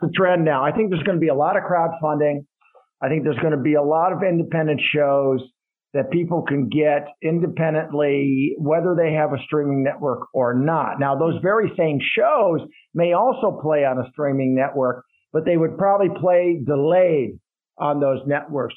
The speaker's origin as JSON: {"language": "English", "town": "Madison", "region": "Wisconsin", "country": "United States", "tie": "born or raised there", "also_born_or_lived": "Colorado / Iran", "said": "Grew up primarily in Madison, Wisconsin"}